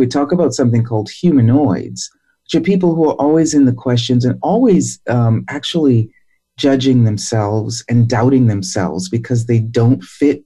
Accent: Boston, Massachusetts, United States; I grew up in Roxbury in Boston

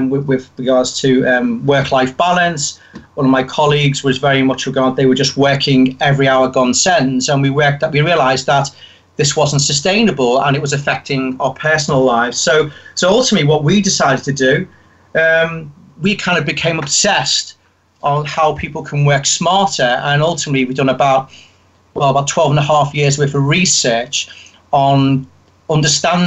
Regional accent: Liverpool, North West England, United Kingdom; accent: Liverpool; I grew up in Liverpool

